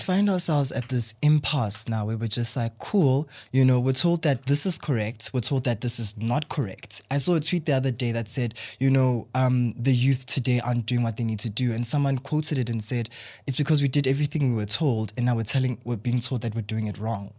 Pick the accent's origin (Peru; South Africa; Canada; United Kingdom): South Africa; I'm South African